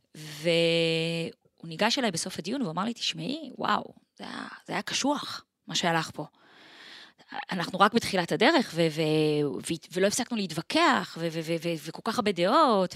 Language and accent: Hebrew; Israel; also born or lived in Switzerland / Tel Aviv, Israel; אני נולדתי וגדלתי אה, פה בארץ